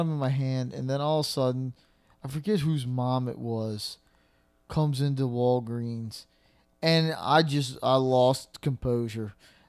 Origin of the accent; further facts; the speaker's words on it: Slidell, Louisiana, United States; we're from Slidell. It's, you know, kind of a, I don't want to say smaller town